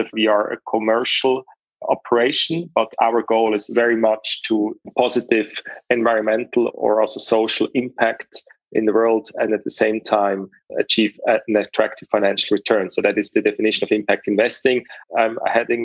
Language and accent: English; Zurich, Switzerland; also born or lived in United Kingdom; I was born and raised in Zurich